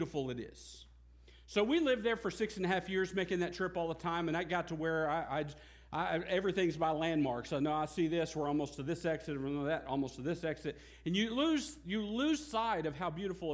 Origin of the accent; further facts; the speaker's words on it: United States; also born or lived in Lone Grove, Oklahoma; as an American